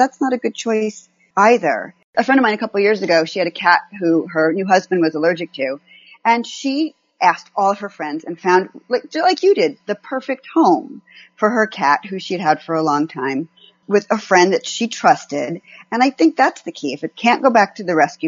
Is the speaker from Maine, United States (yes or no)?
no; California, United States; I'm from California